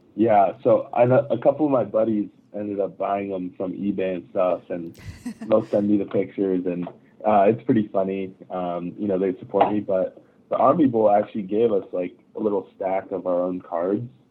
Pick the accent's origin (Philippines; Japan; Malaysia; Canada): Japan; moved away; I grew up in Japan